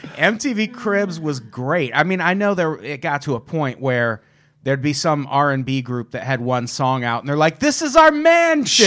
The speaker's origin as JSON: {"language": "English", "town": "Peoria", "region": "Illinois", "country": "United States", "tie": "born or raised there", "moved": "yes"}